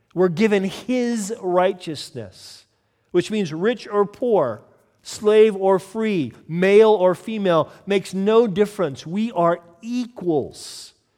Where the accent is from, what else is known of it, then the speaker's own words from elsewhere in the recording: United States; moved away; as an American